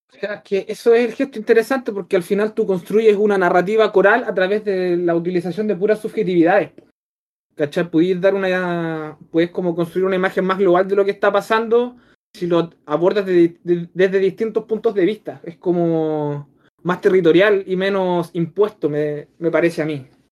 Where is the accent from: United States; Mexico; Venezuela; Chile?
Chile; mi país